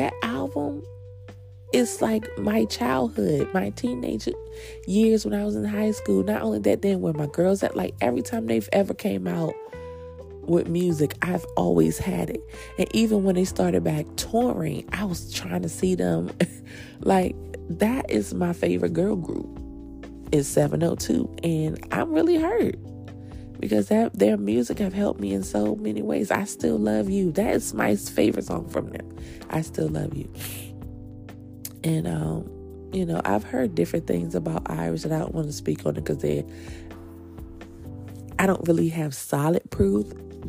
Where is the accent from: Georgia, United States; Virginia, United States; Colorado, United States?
Virginia, United States; also born or lived in New Jersey, United States / Washington, D.C., United States; growing up in Jersey and growing up in DC, it was hard saying you from Virginia, because people were like, oh, you country, you this.